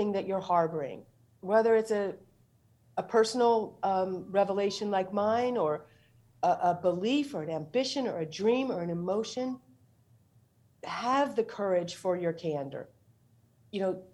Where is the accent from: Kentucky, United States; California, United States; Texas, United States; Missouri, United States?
Missouri, United States; St. Louis; moved away; I went home to my hometown, St. Louis.